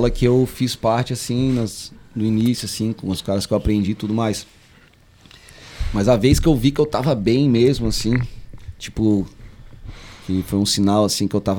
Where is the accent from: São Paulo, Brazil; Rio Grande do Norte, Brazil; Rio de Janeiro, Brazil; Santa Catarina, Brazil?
Santa Catarina, Brazil; Florianópolis; Daqui. Não, mas a região Cara, eu, é assim. assim, logo que eu me lembro, assim, eu, eu tava no centro, assim.